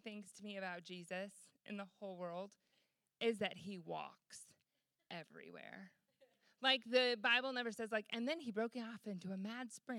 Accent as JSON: {"language": "English", "region": "Michigan", "country": "United States", "moved": "yes", "said": "I'm from Michigan originally"}